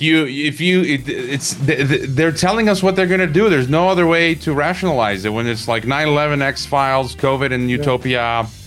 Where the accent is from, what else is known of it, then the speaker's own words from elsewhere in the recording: Chicago, Illinois, United States; I'm from Chicago